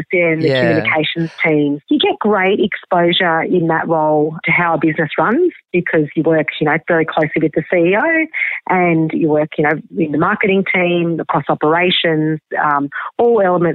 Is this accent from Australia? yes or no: yes; Albury, New South Wales, Australia; moved away; also born or lived in Seattle, United States; I grew up in Albury, Wodonga in the country.